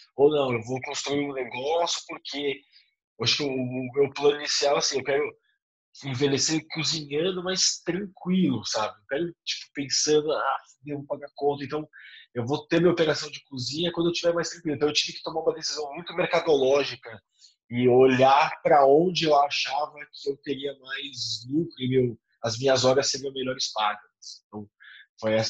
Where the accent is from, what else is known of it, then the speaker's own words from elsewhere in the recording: Brazil; Eu sou caiçara, né? eu sou de uma cidade de praia